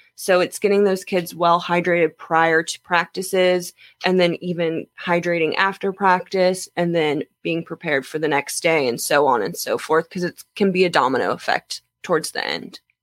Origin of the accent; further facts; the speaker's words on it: Jacksonville, Florida, United States; I am Jacksonville, born and raised.